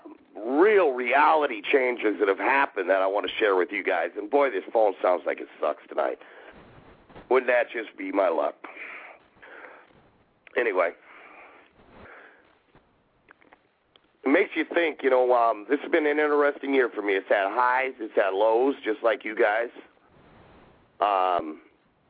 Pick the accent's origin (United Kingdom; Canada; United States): United States; Alaska; growing up in Alaska